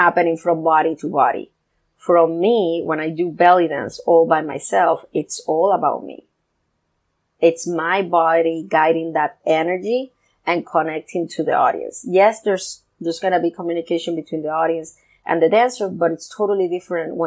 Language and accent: English; Puerto Rico; I come from Puerto Rico